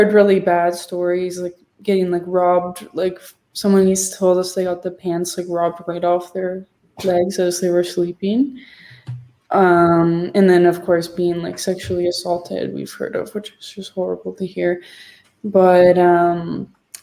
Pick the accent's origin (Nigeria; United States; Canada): Canada; Collingwood, Ontario; where I grew up in Collingwood